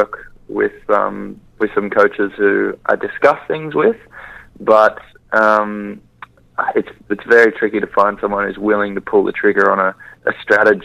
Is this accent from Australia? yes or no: yes; Australia; being an Australian Winter Olympian